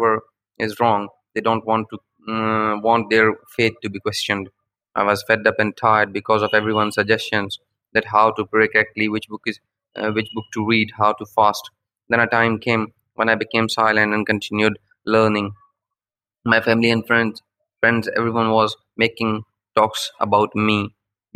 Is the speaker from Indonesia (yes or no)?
no; Pakistan; I am from Pakistan